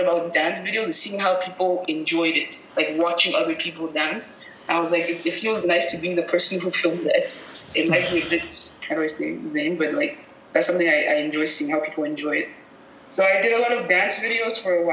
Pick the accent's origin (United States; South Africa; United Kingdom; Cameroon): Cameroon; moved away as an adult; also born or lived in Montreal, Canada; I'm originally from Cameroon, and I found that when I moved to Canada, to Montreal specifically